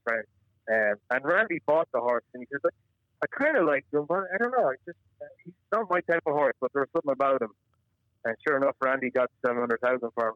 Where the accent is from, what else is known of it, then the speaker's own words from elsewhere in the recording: Kilkenny, Leinster, Ireland; moved away as an adult; also born or lived in Limerick, Ireland; now in Kentucky, United States; I grew up in Ireland, in Kilkenny